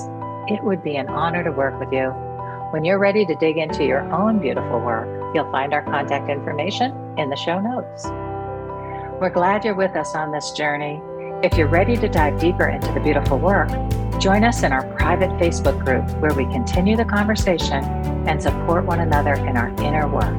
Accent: United States; I'm just an American

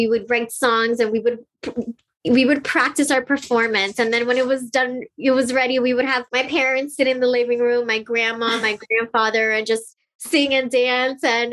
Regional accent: Miami, Florida, United States; I was born and raised in Miami, Florida, and my parents are from Colombia.

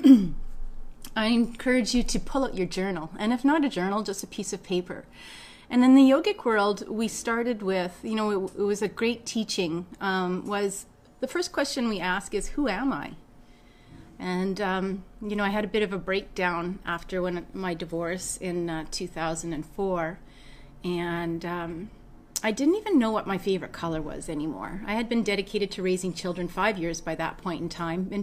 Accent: Winnipeg, Manitoba, Canada; I grew up in Winnipeg.

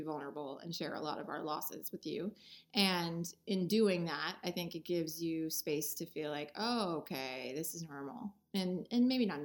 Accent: Erie, Pennsylvania, United States; the town I was born in Erie, Pennsylvania

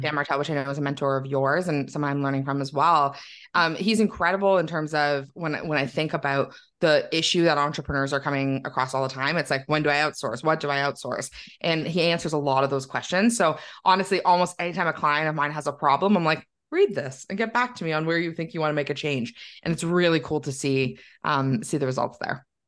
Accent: Milton, Ontario, Canada; now in Waterloo, Canada; I grew up just outside of Toronto in Milton, um, and then now I live in Waterloo where I went to university and I've never left.

